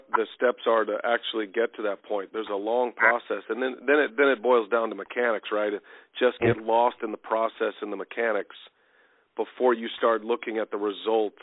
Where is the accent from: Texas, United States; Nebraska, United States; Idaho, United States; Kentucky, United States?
Texas, United States; I played all sports growing up in Texas. I played high school football in Texas